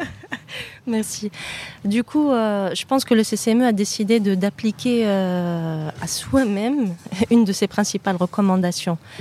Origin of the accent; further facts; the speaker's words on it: Normandy, France; moved away as an adult; now in Morocco; je suis née en France, en Normandie plus précisément. Euh, comme euh, mon, camarade Molenbeek, je n'ai jamais déménagé de ma petite Normandie